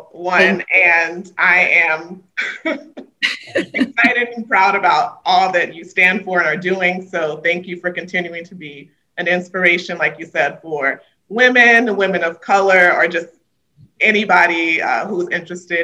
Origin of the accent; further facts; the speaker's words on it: Miami, Florida, United States; also born or lived in New York; I'm not Jamaican, but growing up in Miami, I feel like I'm Jamaican, Cuban, Bahamian.